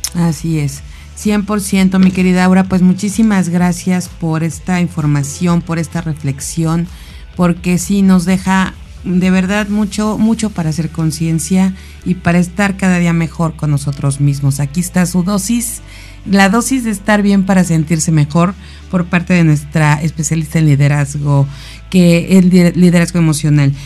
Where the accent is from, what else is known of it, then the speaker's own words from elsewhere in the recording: Mexico; como mexicanos